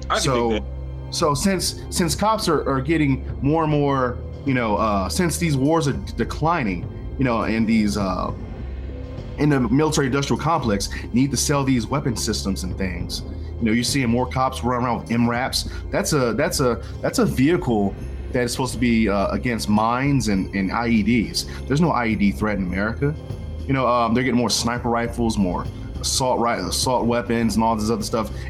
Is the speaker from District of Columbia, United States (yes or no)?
yes; Washington, District of Columbia, United States; I'm from these ghettos, right? I'm from Washington D.C. Northeast, uh, Benning Road. Holler.